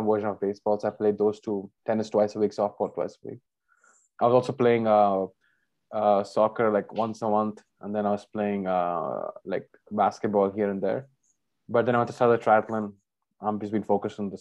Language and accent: English; India; we're both Indian